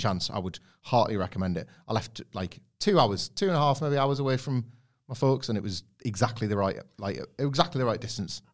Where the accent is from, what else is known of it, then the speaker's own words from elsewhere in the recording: Scarborough, Yorkshire and the Humber, United Kingdom; I grew up in Scarborough